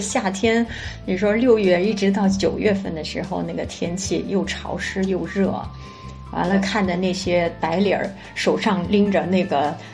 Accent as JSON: {"language": "Chinese", "region": "Xinjiang", "country": "China", "also_born_or_lived": "Beijing", "moved": "as an adult", "lives_now": "Hong Kong", "said": "咱们新疆人吧，就是那个性格呢，就是豪爽"}